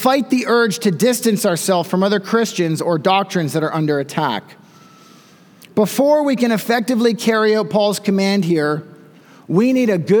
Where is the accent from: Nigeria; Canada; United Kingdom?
Canada; also born or lived in Smiths Falls, Ontario; as Canadian pastors